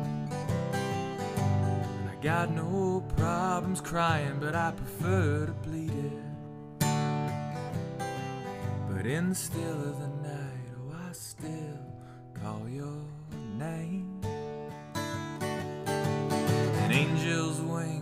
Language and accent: English; about an hour outside of Pittsburgh, Western Pennsylvania, United States; moved away as an adult; now in Nashville, United States; I'm from Western Pennsylvania originally.